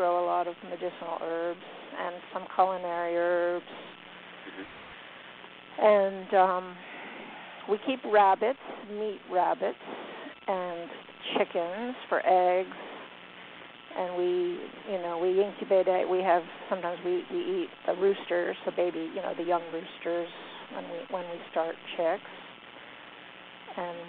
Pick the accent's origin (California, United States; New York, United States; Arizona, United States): New York, United States; also born or lived in Virginia; now in Blacksburg, United States; I'm from New York.